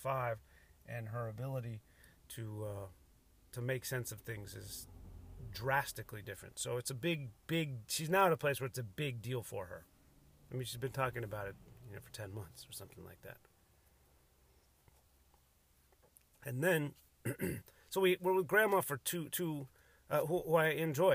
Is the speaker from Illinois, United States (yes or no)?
yes; Cook County, Illinois, United States; also born or lived in Ireland (ancestry); now in San Diego area, United States; I was born in Cook County, Illinois